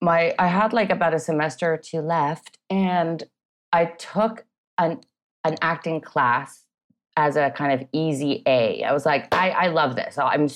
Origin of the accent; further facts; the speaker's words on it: Canada; also born or lived in Vancouver / Montreal / Toronto; Yeah, I grew up in Canada. I hopped across, you know, from Vancouver to Montreal. I was born in Toronto.